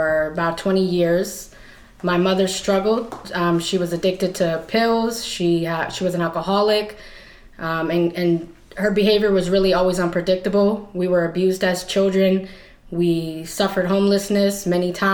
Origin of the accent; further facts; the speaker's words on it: Worcester, Massachusetts, United States; I'm 30 years old, and I'm from Worcester, Massachusetts